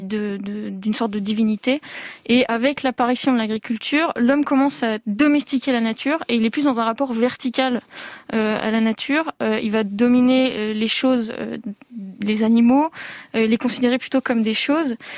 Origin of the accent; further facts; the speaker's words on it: Provence-Alpes-Côte d'Azur, France; je suis née en Provence